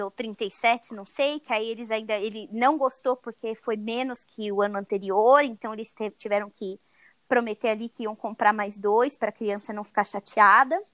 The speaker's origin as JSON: {"language": "Portuguese", "country": "Brazil", "moved": "yes", "said": "como brasileira morando fora do Brasil"}